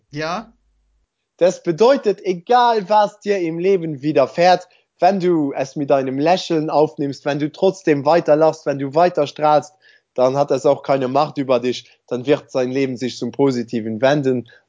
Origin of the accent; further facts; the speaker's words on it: Luxembourg; also ich bin ja Luxemburger, ich glaube, ich habe das noch nicht erwähnt.